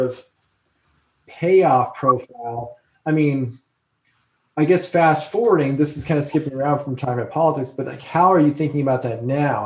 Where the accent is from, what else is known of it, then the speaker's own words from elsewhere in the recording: New Jersey, United States; moved away; I was from New Jersey